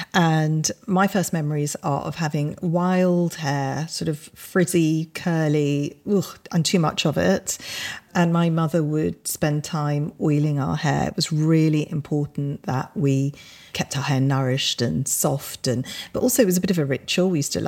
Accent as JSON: {"language": "English", "region": "England", "country": "United Kingdom", "tie": "born or raised there", "said": "we grew up in Britain at, you know, probably quite a difficult time because we always felt very conscious that we were Indian. But at the same time, we were born here. So we did feel very British."}